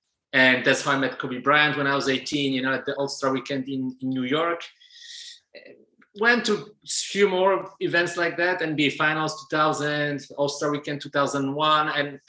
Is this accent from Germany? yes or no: yes; Germany; also born or lived in Poland / Tübingen; So I was born in Poland. I spent a big part of my childhood in Germany, first East Germany, then Germany period, because it was after 1989.